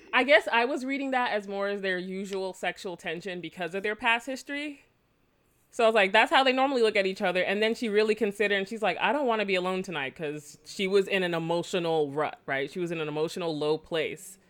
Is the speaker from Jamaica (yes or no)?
yes; Jamaica; I am Jamaican